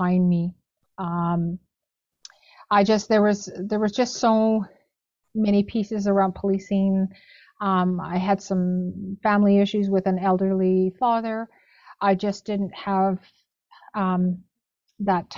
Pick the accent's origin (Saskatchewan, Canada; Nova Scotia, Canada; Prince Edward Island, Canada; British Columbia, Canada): Saskatchewan, Canada; Saskatoon; also born or lived in Mistawasis First Nation, Saskatchewan; I'm originally from Mistawas's First Nation. So it's about an hour and a half north of Saskatoon. Mm-hmm. But I grew up in Saskatoon